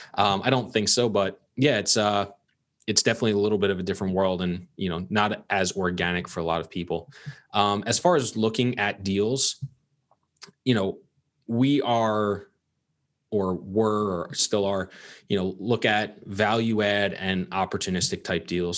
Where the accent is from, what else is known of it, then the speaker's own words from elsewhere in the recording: Long Island, New York, United States; I grew up in Long Island, New York